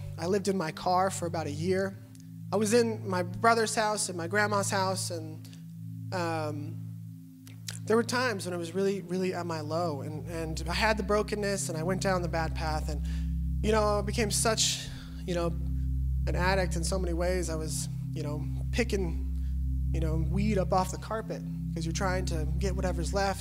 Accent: California, United States; also born or lived in Kansas; I moved to California when I was 5. I grew up in a middle-class home.

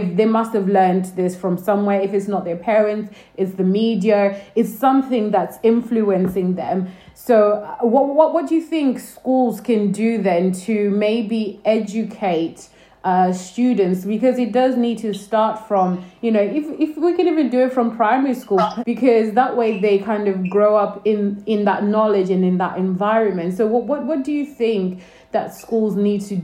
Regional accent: Northampton, East Midlands, United Kingdom; I also went to school in Northampton

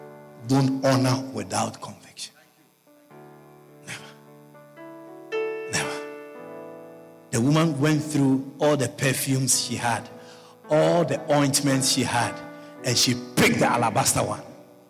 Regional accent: Guyana; I came from Guyana. I'm a missionary. I don't have anything.

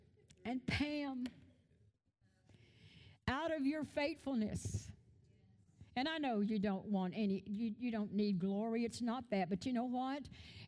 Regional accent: Louisiana, United States; I'm Cajun. I go, whoa, whoa. I talk with all this stuff.

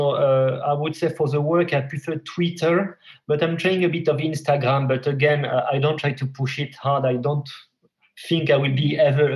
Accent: France; moved away as an adult; also born or lived in Paris / Montpellier; now in Helsinki, Finland; I'm French

